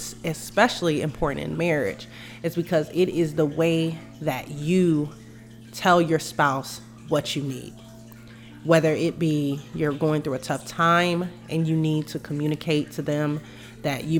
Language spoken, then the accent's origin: English; Denver, Colorado, United States; I was raised in Denver, Colorado